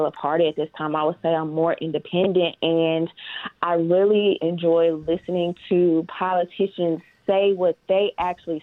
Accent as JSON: {"language": "English", "region": "Mississippi", "country": "United States", "tie": "born or raised there", "said": "I'm from Mississippi, born and raised."}